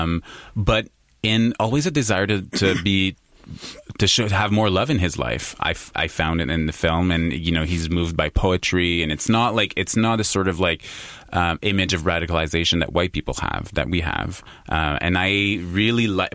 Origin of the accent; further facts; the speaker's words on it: Quebec, Canada; I was I was born in Quebec. I was raised in Quebec